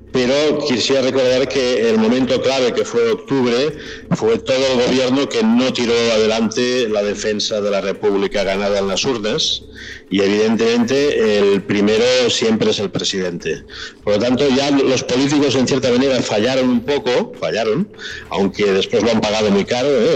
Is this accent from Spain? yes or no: yes; Spain; yo soy de origen español, ah, mi cultura ha sido castellana de nacimiento